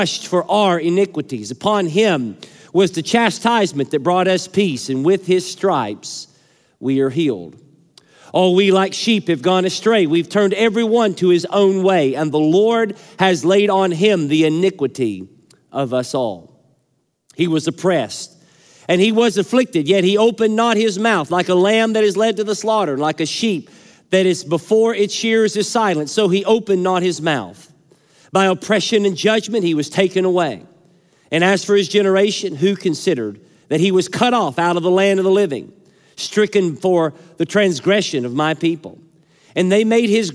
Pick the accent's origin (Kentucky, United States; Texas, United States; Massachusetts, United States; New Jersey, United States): Kentucky, United States; my home state.